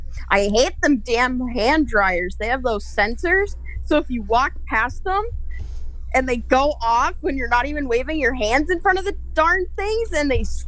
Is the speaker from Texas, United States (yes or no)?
no; Wisconsin, United States